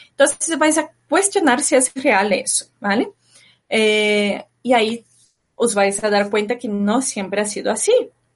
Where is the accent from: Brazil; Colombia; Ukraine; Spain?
Brazil; moved away; de pequeña viví en Brasil